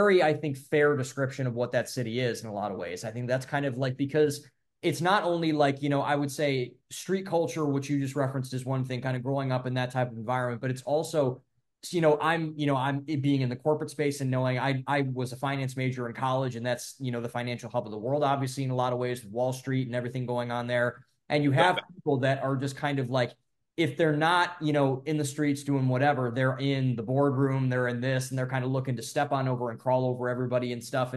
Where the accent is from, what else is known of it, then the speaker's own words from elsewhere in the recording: Ohio, United States; also born or lived in Boston; I'm from Ohio, I'm from the Midwest, so I'm kind of used to like green spaces